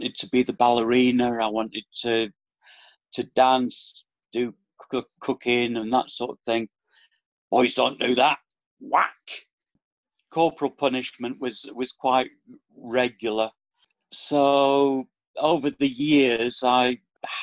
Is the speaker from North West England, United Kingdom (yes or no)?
yes; Fleetwood, North West England, United Kingdom; now in Torquay, United Kingdom; I was born in Fleetwood in Lancashire, near next to Blackpool, so up in the northwest